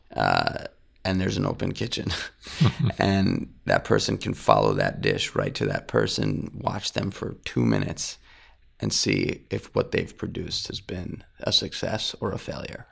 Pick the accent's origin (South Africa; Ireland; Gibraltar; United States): United States; New York City, New York; I grew up in New York City, uh, in Manhattan